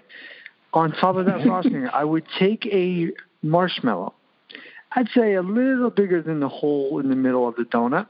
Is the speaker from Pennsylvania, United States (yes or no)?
yes; Pennsylvania, United States; grew up in the coal region